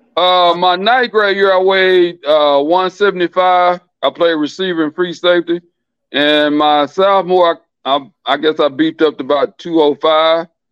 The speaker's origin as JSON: {"language": "English", "town": "Philadelphia", "region": "Mississippi", "country": "United States", "tie": "born or raised there", "said": "I grew up in a little town called Philadelphia, Mississippi. If they seen the movie Mississippi Burning, that's where I'm from"}